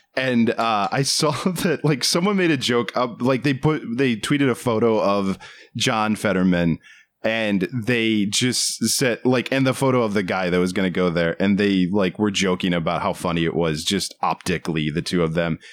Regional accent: United States; moved away as an adult; now in Los Angeles, United States; you and I are from, and we grew up outside of the Washington, D C area

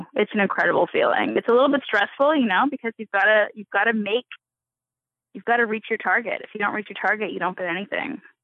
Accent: Canada; I'm Canadian.

